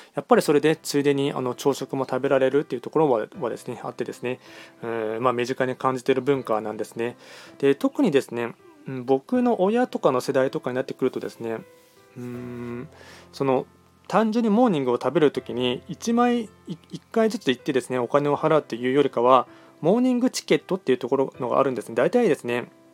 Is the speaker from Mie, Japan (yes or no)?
no; Nagoya, Aichi, Japan; also born or lived in Tokyo / Yokohama; 僕はずっと、なんていうの、まあ、愛知県生まれです。